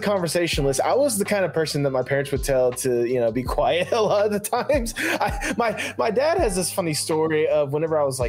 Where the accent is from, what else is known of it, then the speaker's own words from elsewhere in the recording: Georgia, United States; I'm not born from Georgia, but I was raised in Georgia, so I consider that my hometown more than anything else.